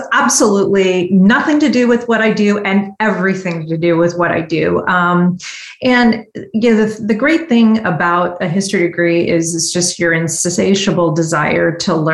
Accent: San Francisco Bay Area, California, United States; also born or lived in Washington, D.C. / San Diego; I grew up here in the San Francisco Bay Area, though I've had an opportunities to live in Washington, D.C., in San Diego.

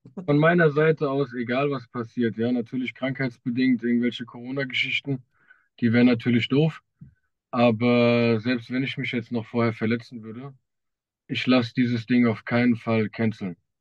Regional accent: Wiesbaden, Hesse, Germany; ich komme aus Wiesbaden, ich trainiere auch in Wiesbaden im Streibgym

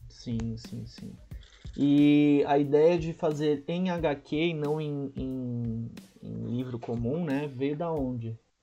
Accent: Santos, São Paulo, Brazil; Santos, que é a minha terra

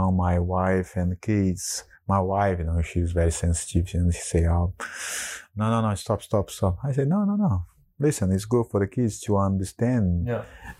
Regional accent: Brazil; moved away; growing up in Brazil

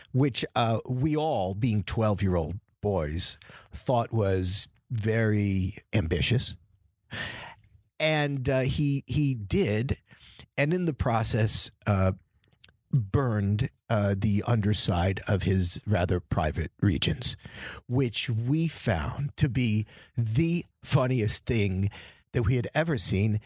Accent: New York, United States; also born or lived in Boston; I was born in New York from, um, immigrant stock

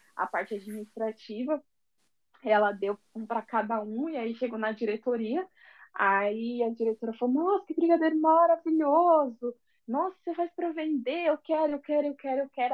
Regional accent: São Paulo, Brazil; accent: paulista; moved away as an adult; now in Rio de Janeiro, Brazil; eu tenho um sotaque muito paulista

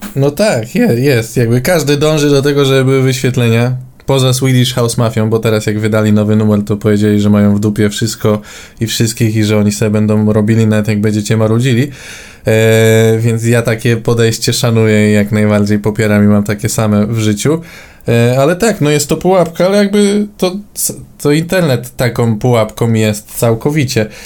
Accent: Warsaw, Masovian Voivodeship, Poland; u nas w Warszawie

